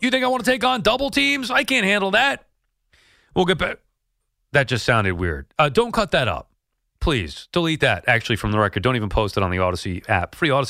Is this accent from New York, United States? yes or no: yes; New York, United States; Like, I get, okay, I'm a New Yorker. I root for both, whatever.